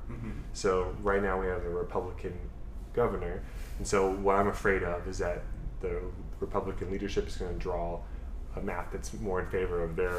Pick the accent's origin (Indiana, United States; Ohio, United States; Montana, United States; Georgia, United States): Ohio, United States; Centerville; now in Dayton, United States; I'm a Centerville native. I graduated from Centerville High School in 2007, and now I'm a Dayton resident living in downtown Dayton, and I'm 32 years old.